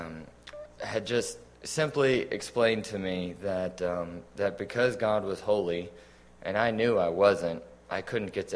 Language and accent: English; Fredericksburg, Texas, United States; I was born and raised in Fredericksburg, Texas